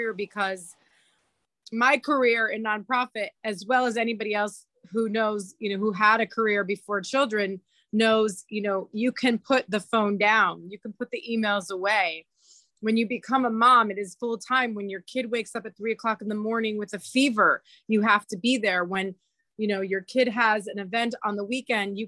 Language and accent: English; Pennsylvania, United States; moved away as an adult; now in Florida, United States; I grew up in Pennsylvania